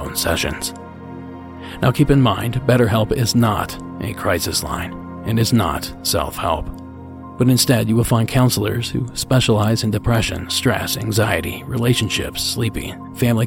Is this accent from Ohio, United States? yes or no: yes; Ohio, United States; my home state